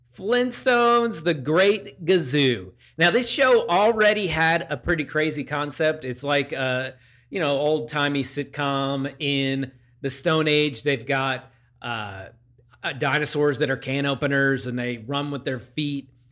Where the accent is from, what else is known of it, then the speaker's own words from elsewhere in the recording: Downingtown, Pennsylvania, United States; in my hometown of Downingtown, Pennsylvania, in the Downingtown Diner. I've eaten pancakes there. Actually, my church, uh, growing up was less than a block away from it